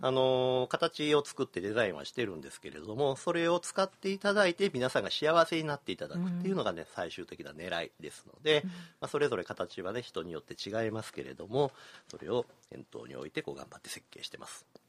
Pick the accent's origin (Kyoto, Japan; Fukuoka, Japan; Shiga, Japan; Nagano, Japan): Kyoto, Japan; 私が生まれ育った西陣地域町屋が多かった